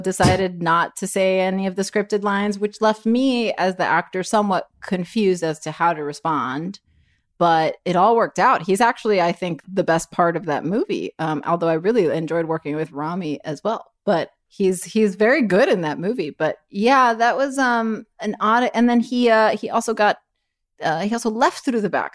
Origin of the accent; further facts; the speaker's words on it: Miami, Florida, United States; I'm from Miami